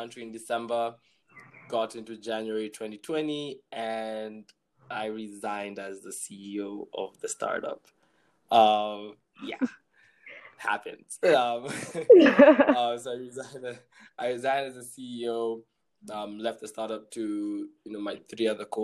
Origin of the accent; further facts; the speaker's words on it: Kenya; I'm from Kenya